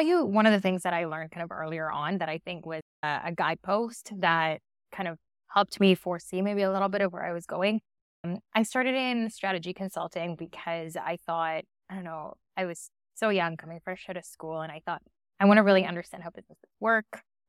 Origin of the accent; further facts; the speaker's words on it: Winnipeg, Manitoba, Canada; also born or lived in Argentina / Toronto; I was born in Argentina, went to Canada when I was 9, and was actually in Winnipeg, Manitoba, kind of in the center of Canada.